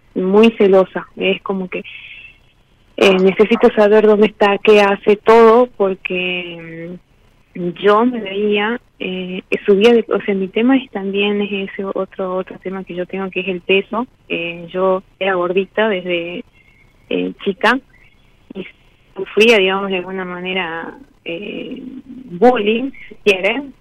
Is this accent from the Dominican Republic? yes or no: no; Salta, Argentina; De Salta, de Salta.